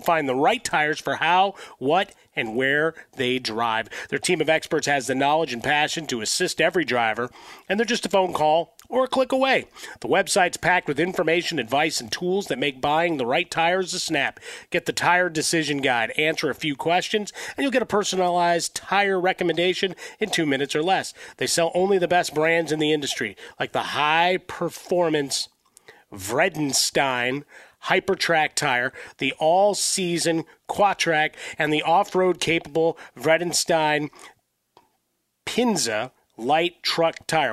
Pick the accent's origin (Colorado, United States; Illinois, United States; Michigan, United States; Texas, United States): Illinois, United States; Chicago; growing up in Chicago